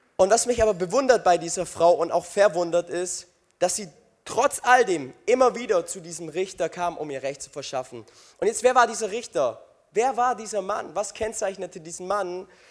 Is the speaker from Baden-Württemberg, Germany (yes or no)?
yes; Crailsheim, Baden-Württemberg, Germany; Ich komme aus Kreilsheim.